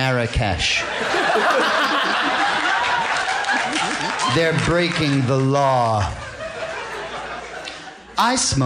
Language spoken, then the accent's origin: English; Princeton, New Jersey, United States; I grew up in Princeton, New Jersey